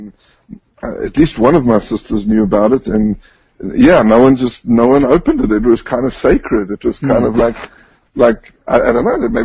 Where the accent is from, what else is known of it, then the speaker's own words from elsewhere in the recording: Johannesburg, Gauteng, South Africa; moved away as an adult; now in Israel; I was born and raised in South Africa, in Johannesburg.